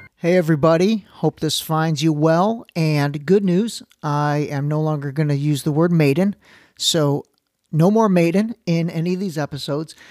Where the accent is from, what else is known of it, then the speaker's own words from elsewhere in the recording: Ohio, United States; I lived, I grew up in Ohio